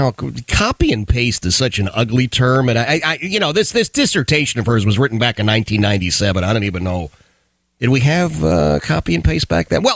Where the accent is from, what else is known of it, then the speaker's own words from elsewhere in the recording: Philadelphia, Pennsylvania, United States; I grew up in Philadelphia